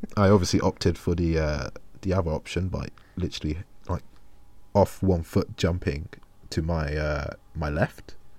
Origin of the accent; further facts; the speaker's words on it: London, United Kingdom; as a Londoner